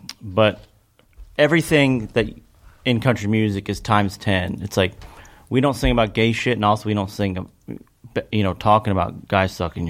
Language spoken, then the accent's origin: English; Kentucky, United States; growing up in Kentucky, it was kind of all there is.